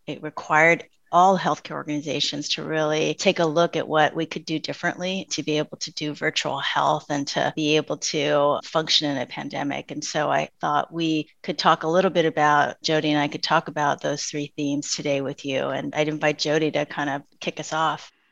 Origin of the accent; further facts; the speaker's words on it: San Francisco, California, United States; I am Chinese American and grew up in an immigrant family in the Bay Area of around San Francisco